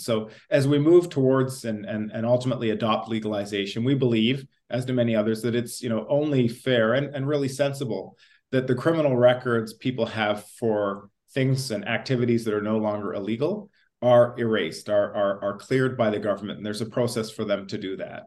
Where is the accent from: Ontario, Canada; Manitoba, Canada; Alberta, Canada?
Ontario, Canada; also born or lived in England; I grew up in Ontario